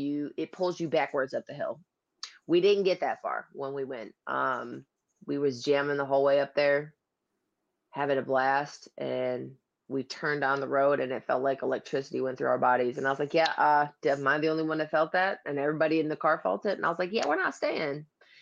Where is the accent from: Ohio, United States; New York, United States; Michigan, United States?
New York, United States; Elmira; I know exactly where that is because I grew up in Elmira.